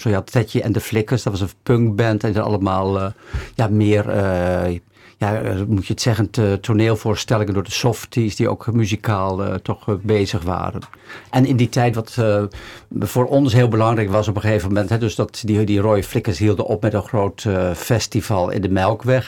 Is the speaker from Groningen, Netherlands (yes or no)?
yes; Bedum, Groningen, Netherlands; now in Amsterdam, Netherlands; in dat dorp waar ik vandaan kom